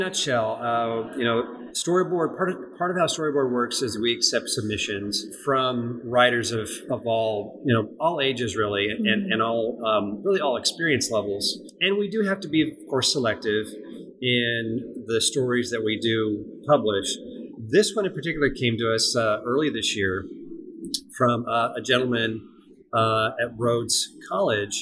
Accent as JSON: {"language": "English", "region": "California", "country": "United States", "tie": "born or raised there", "moved": "as an adult", "lives_now": "Memphis, United States", "said": "I grew up in California"}